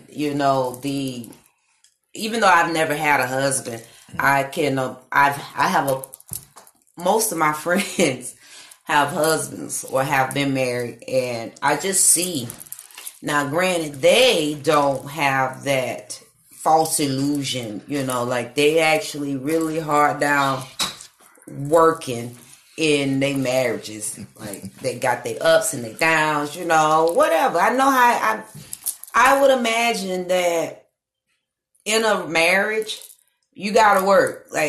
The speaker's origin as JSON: {"language": "English", "region": "New York", "country": "United States", "said": "Okay, I'm from Harlem. Word, NYC, baby."}